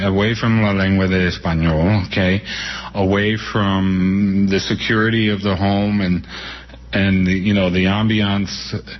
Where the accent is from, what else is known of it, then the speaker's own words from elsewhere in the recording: New York City, New York, United States; I was born in New York City in 1951 in the Woman's Hospital in Harlem. My parents had come up from Cuba in 1943.